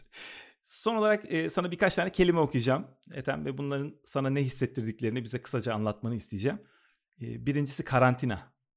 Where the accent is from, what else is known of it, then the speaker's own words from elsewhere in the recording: Istanbul, Turkey; moved away as an adult; now in Los Angeles, United States; bütün çocukluğumu, işte öğrencilik hayatımı, liseyi falan hep oralarda geçirdim. Kadıköy'de geçirdim